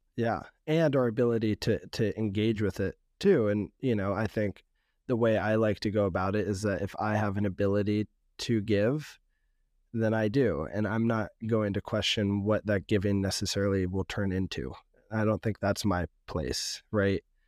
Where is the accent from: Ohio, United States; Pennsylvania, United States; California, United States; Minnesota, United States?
California, United States; San Francisco; also born or lived in West Oakland; growing up in San Francisco